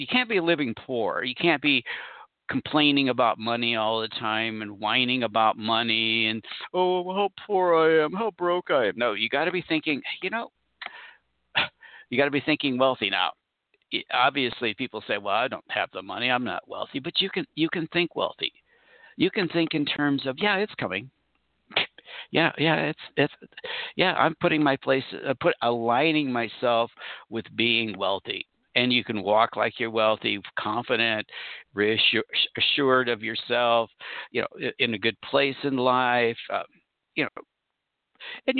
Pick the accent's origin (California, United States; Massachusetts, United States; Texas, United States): California, United States; Orange County; I grew up in Orange County, California, near Anaheim